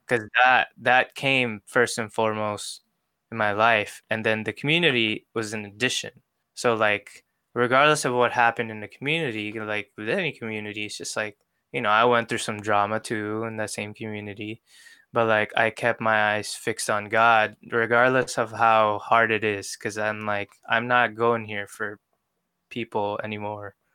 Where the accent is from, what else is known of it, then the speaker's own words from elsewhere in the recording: Philippines; also born or lived in New York; now in Seattle, United States; I was born in New York, mm-hmm. but I grew up in the Philippines.